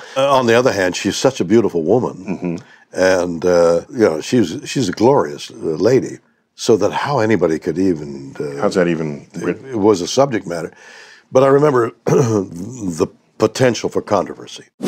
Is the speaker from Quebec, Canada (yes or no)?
yes; Montreal, Quebec, Canada; moved away as an adult; now in United States; I was born in Montreal